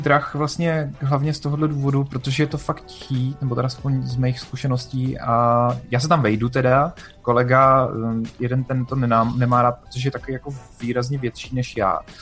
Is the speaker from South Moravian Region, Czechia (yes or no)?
yes; Brno, South Moravian Region, Czechia; já jsem z Brna